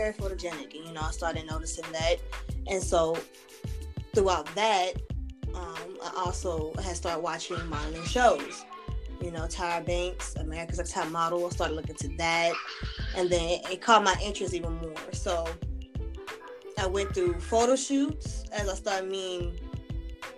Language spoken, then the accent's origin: English; Altavista, Virginia, United States; I'm from Alta Vista